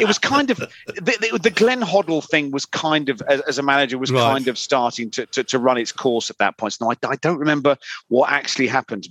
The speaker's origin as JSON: {"language": "English", "town": "Ipswich", "region": "East of England", "country": "United Kingdom", "tie": "born or raised there", "said": "As I was brought up in Ipswich"}